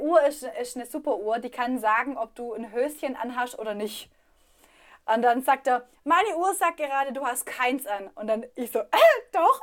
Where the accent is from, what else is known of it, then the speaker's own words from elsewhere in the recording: Swabia, Germany; accent: Swabian; moved away; also born or lived in Berlin; ich rede Schwäbisch